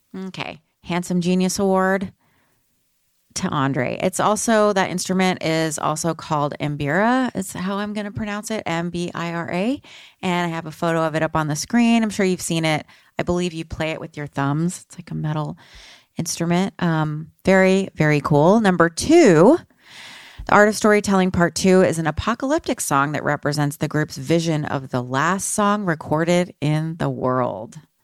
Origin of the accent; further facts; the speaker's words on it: Texas, United States; moved away as an adult; also born or lived in Austin / Seattle; I'm from Texas